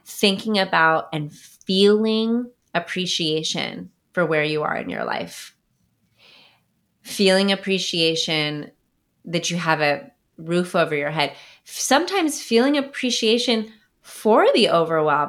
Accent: Bay Area, Silicon Valley, California, United States; I'm from the Bay Area, from California, um, from Silicon Valley

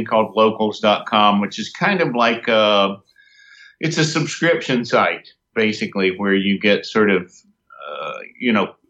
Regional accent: North Carolina, United States; my hometown in North Carolina

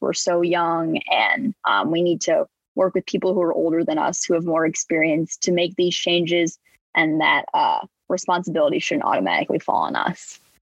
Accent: northern suburbs of Chicago, Illinois, United States; I'm from the northern suburbs of Chicago. I live around a half hour from the city

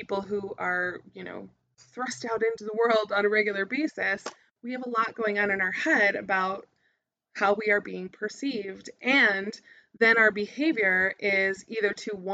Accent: United States; I would normally be pegged as an American or a tourist whenever I was in anywhere new.

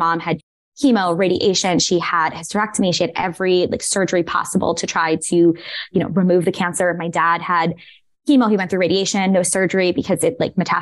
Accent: New York City, New York, United States; moved away as an adult; now in San Francisco, United States; I am originally from Staten Island.

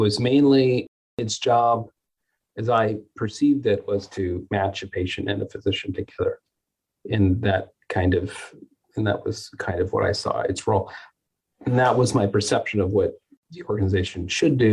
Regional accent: Las Vegas, Nevada, United States; also born or lived in California / North Carolina; now in Dallas, United States; I'm originally from the West Coast. I grew up in Las Vegas and did all my training in California

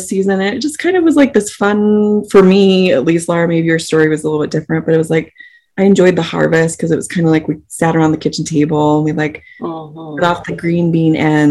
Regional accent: Salt Lake City, Utah, United States; We grew up in Salt Lake City, Utah, the suburbs of Salt Lake City

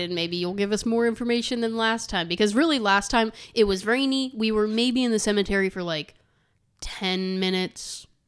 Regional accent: Terre Haute, Indiana, United States; We said Terre Haute.

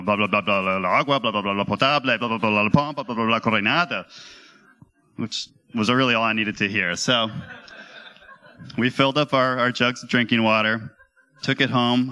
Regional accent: Nashua, New Hampshire, United States; growing up in Nashua, New Hampshire, at Christmas time

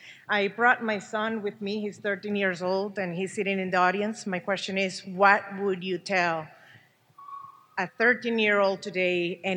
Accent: Venezuela; moved away; I'm from Venezuela

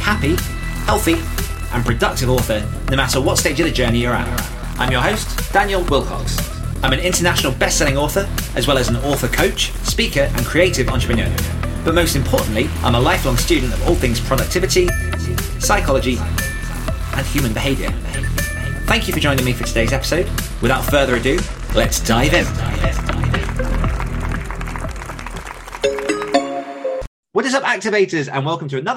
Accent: South of England, United Kingdom; now in North of England, United Kingdom; born in the south of England and I've moved up north

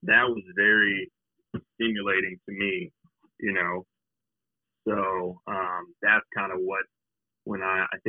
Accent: Palo Alto, California, United States; moved away; I grew up in Palo Alto, California

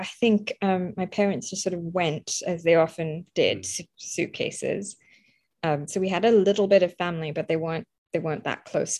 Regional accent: Croydon, London, United Kingdom; also born or lived in Kolkata, India; I was born in India, in Calcutta, in 1982, and we left after 2.5 years. So I left when we left for the UK, and then we lived in a place called Croydon, which is famed for where the Home Office is

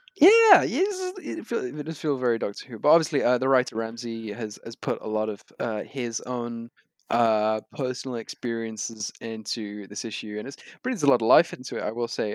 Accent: United Kingdom; as a British reader

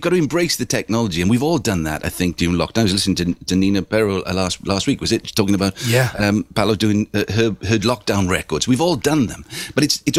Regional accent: Swansea, Wales, United Kingdom; I'm from Swansea

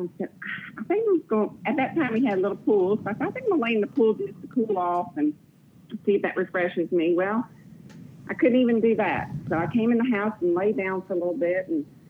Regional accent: Miami, Florida, United States; I am not. I am originally from Florida, Miami, Florida, but we have moved around quite a bit.

